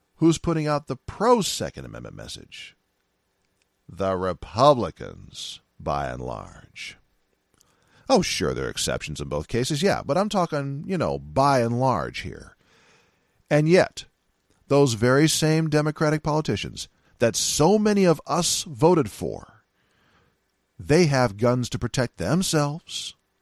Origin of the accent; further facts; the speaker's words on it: Silicon Valley, California, United States; moved away; also born or lived in San Francisco, California / Seattle, Washington; I'm from Silica, uh, Silicon Valley, California